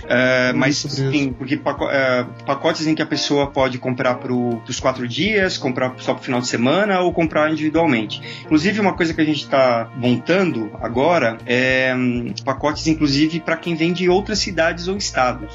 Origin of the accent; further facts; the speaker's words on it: São Paulo, Brazil; Eu sou de São Paulo